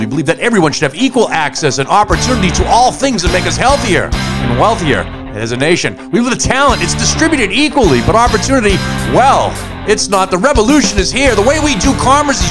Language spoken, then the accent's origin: English; United States; I'm an American and it's in my blood